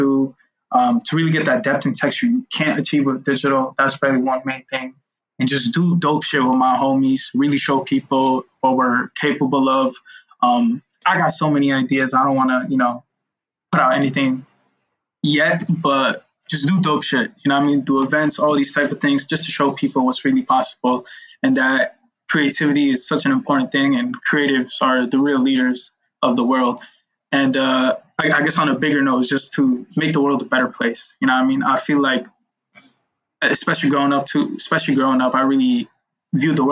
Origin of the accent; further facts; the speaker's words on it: New York City, New York, United States; I grew up in Brooklyn